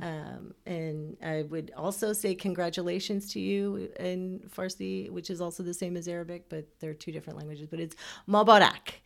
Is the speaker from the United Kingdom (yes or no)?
no; Houston, Texas, United States; also born or lived in Iran; straight to Houston and have lived in Texas my entire life